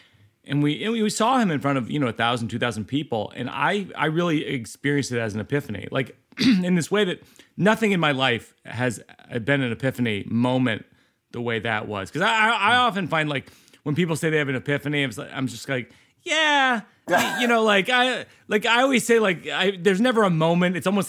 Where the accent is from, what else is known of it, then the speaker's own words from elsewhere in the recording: Shrewsbury, Massachusetts, United States; We grew up in Shrewsbury, Mass, which is outside of Worcester, which is Worcester to all the people who are from